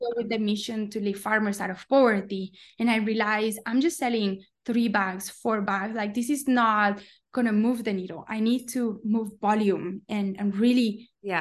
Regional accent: Colombia; moved away as an adult; also born or lived in Palo Alto, United States / New York, United States; I'm from Colombia

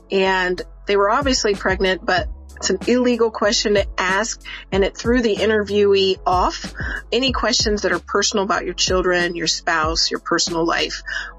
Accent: Ohio, United States; also born or lived in California / North Carolina / Georgia / Tennessee; I was born in Ohio, actually. I've lived in about 6 other states, all the way from California. I lived out in LA for a while, and North Carolina, Georgia, Tennessee. But Ohio's my home.

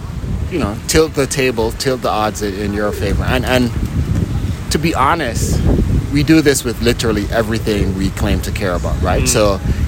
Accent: Jamaica; now in United States; I was born in Jamaica, okay. And spent a good chunk, not just a good chunk, damn near all my adult life in the U.S.

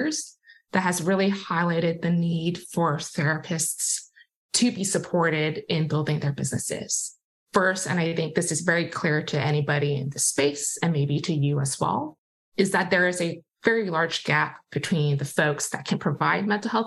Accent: Hong Kong; also born or lived in Massachusetts, United States; now in Bay Area, United States; I grew up in Hong Kong

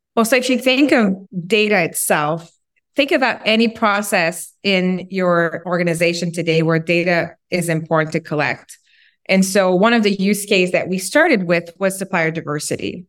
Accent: Quebec, Canada; English is a second language; moved away as an adult; also born or lived in West Coast; I'm originally from Quebec, French Canadian. Left Quebec a long time ago to become a ski instructor, actually on the West Coast, and then went to university, learned English.

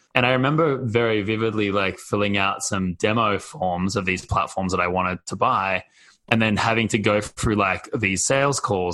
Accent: Australia; moved away as an adult; now in United States; I'm Australian and I grew up outside of the US, to be honest. So in Australia

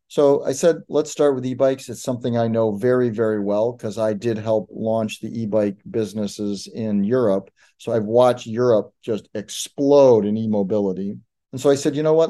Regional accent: Detroit, Michigan, United States; when I was a kid growing up in Detroit

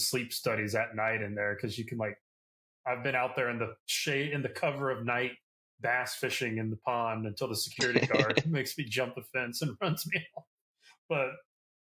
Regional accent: Baton Rouge, Louisiana, United States; now in south of New Orleans, United States; it's where I'm from. It's always cool to kind of come back to the hometown

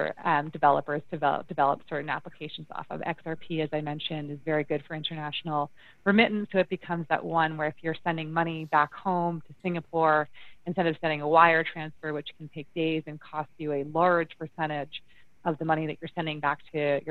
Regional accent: Ontario, Canada; moved away as an adult; also born or lived in Toronto; now in Calgary, Canada; I do sit in Alberta, and I am from Ontario.

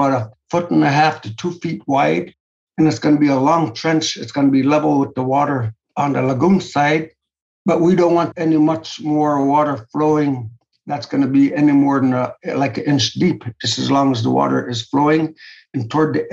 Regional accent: Sisualik, Alaska, United States; also born or lived in Kotzebue, Alaska; I live here in Kotzebue, Alaska. Although I was raised over in Sisolik, which is roughly about 12 miles across the bay from Kotzebue.

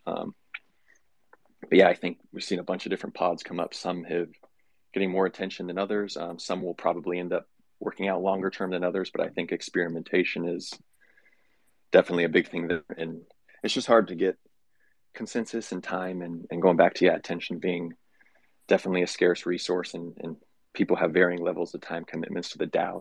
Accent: California, United States; moved away; I grew up in California. I'm not there now

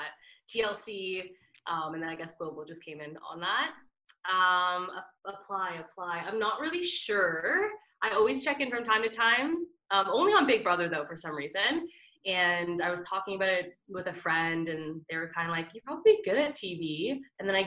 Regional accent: Oakville, Ontario, Canada; also born or lived in Mississauga / Milton; now in Toronto, Canada; I was born in Mississauga, and then Oakville, and then Milton, and now here.

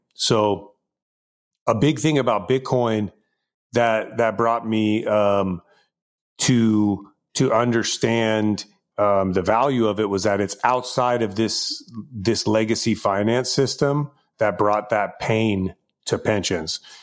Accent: Bay Area, California, United States; now in Los Angeles, United States; I was born and raised in the Bay Area. Um, I live in Los Angeles area now

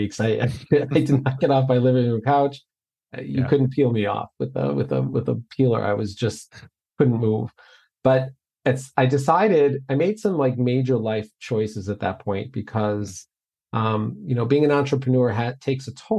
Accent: Lake Michigan, Illinois, United States; also born or lived in Iowa; we were raised on Lake Michigan here in Illinois

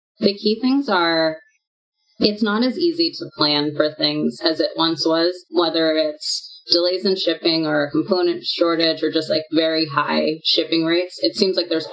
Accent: United States; also born or lived in Singapore / Australia; I'm American

